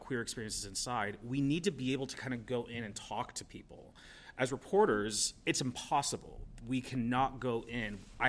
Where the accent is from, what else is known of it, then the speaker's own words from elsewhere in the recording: Pennsylvania, United States; So I came from Pennsylvania 2 years ago, right